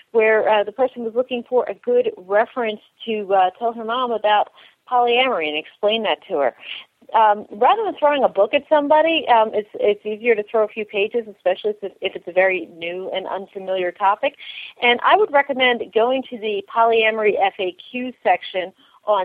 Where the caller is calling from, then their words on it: Oakland, California, United States; I'm calling from Oakland, California